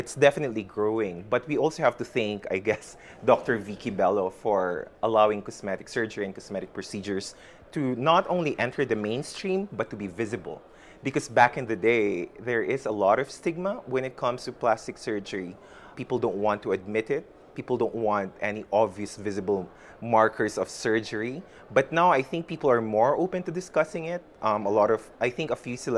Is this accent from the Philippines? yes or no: yes; Philippines